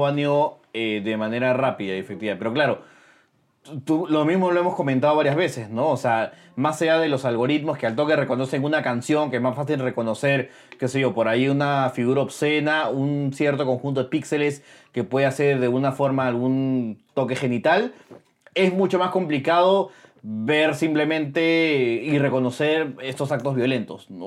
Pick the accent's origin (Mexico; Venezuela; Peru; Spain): Peru; como peruanos